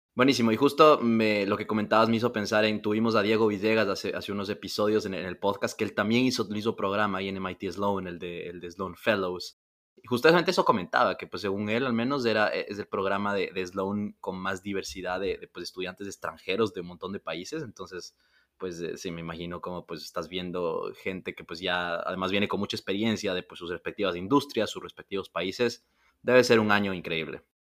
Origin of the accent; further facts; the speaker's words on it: Ecuador; yo soy ecuatoriano, creciendo en Ecuador